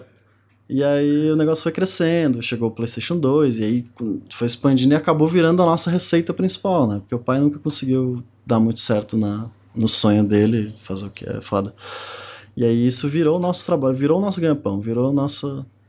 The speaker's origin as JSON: {"language": "Portuguese", "region": "Ceará", "country": "Brazil", "tie": "born or raised there", "also_born_or_lived": "Rio Grande do Sul", "said": "eu tinha oito anos que a gente se mudou do Rio Grande do Sul pro Ceará"}